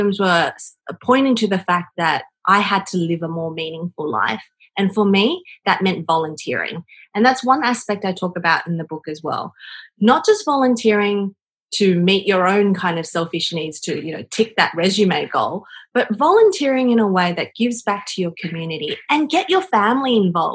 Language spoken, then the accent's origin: English; China; moved away; growing up in China where I had nothing and now coming into the developed world where I have everything